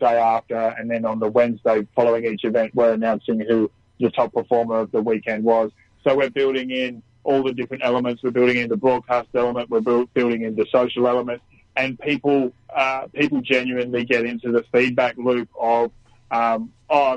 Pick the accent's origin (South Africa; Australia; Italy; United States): Australia; Newcastle, New South Wales; I grew up in Newcastle, not too far at all from where the track is in town